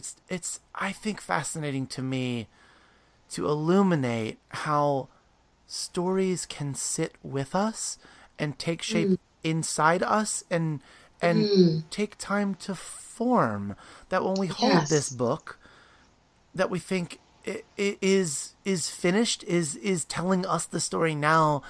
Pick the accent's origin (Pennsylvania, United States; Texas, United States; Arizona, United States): Pennsylvania, United States; Williamsport; I grew up in Williamsport, Pennsylvania, like just outside of Hershey